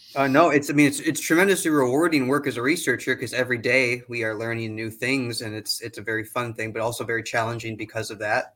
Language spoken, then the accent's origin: English; Wisconsin, United States; also born or lived in Illinois; I'm actually from Wisconsin and a Badger, uh, so I get to go back to my alma mater.